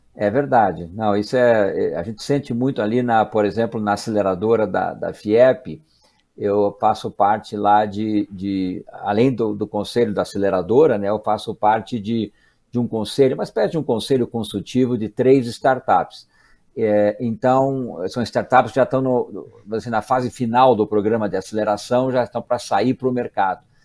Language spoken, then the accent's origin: Portuguese; Curitiba, Paraná, Brazil; Eu sou é, natural aqui do Paraná, é, nascido e criado em Curitiba de onde eu falo agora